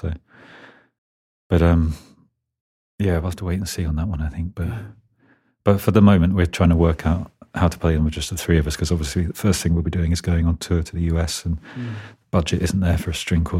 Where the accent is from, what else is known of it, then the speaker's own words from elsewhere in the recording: England, United Kingdom; And I guess we're very English, which they quite like out there.